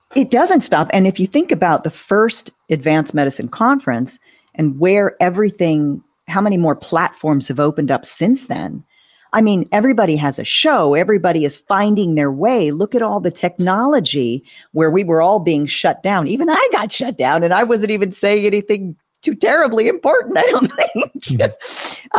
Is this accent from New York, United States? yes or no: no; Southern California, United States; I grew up in Southern California, going to Disneyland every year